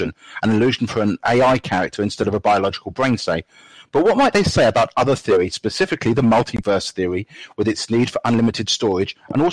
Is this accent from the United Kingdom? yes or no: yes; United Kingdom; Manchester, United Kingdom, obviously my home country